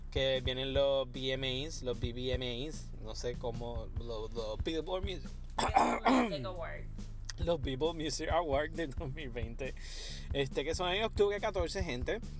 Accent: Puerto Rico; yo, sé que tú eres boricua, nosotros somos boricua, pero hello.

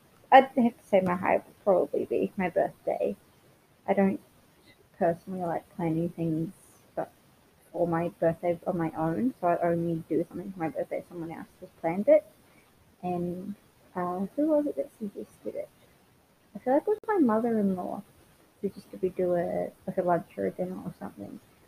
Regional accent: Palmerston North, Manawatū-Whanganui, New Zealand; also born or lived in Redlands, Queensland, Australia; now in Brisbane, Australia; I was born in Palmerston North, New Zealand, but I currently live in Brisbane, Queensland, Australia

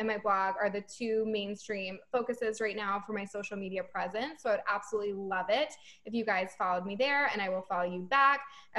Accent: Boston, Massachusetts, United States; And I'm from Boston, so you can find me there.

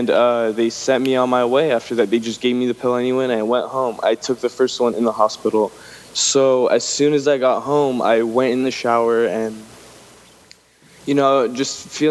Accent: Los Angeles, California, United States; moved away as an adult; now in Humboldt County, United States; I was born and raised in Los Angeles

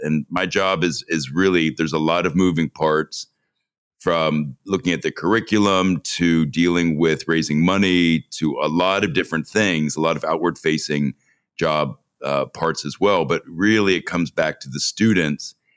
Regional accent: Cincinnati, Ohio, United States; moved away as an adult; also born or lived in New York; growing up in Cincinnati

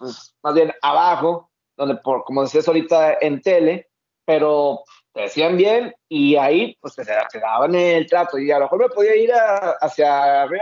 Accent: Mexico; Yo no he tenido ningún problema como mexicano eh, cubriendo algún juego de NFL en Estados Unidos.

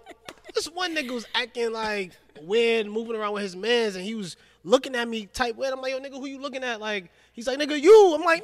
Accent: New York City, New York, United States; now in Atlanta, United States; I'm from Brooklyn, New York, right?

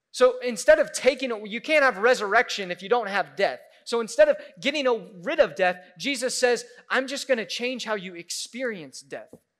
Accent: Midwest, United States; we're from the Midwest, so we eat casseroles

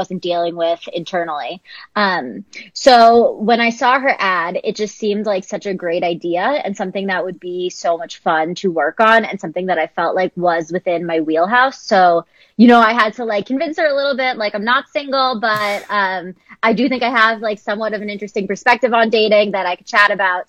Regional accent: Philadelphia, Pennsylvania, United States; moved away as an adult; now in Los Angeles, United States; I'm across the country from my family in LA, and I'm from Philadelphia.

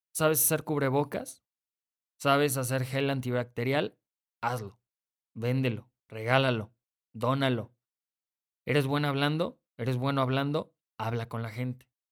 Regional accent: Mexico; soy mexicano.

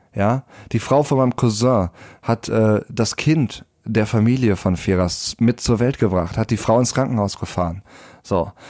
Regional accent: Germany; bei uns in Deutschland

